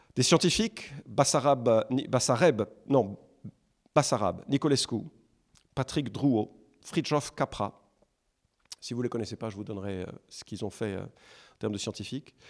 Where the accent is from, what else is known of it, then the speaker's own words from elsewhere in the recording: France; nous, en France, on est français